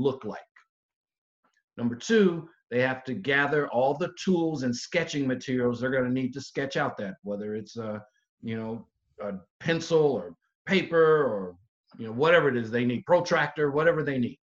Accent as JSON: {"language": "English", "region": "the South", "country": "United States", "said": "I'm from the South, so I say niche"}